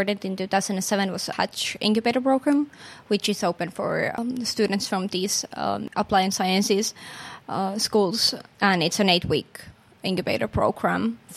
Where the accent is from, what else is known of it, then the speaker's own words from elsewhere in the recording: Finland; I'm not from Helsinki region originally, even though I'm a Finn